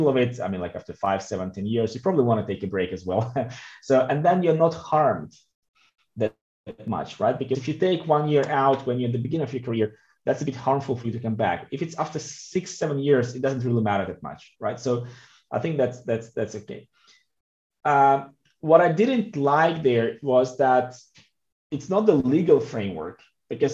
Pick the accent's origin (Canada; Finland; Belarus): Belarus; also born or lived in Russia; now in Switzerland; I'm coming from Belarus. I lived in Russia for a long time.